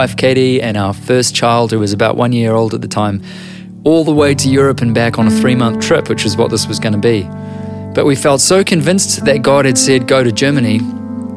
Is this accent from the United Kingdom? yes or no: no; New Zealand; I'm a writer and an author from Aotearoa, New Zealand.